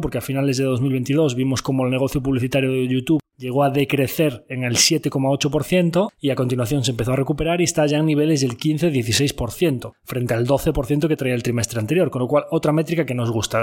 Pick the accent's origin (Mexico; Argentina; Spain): Spain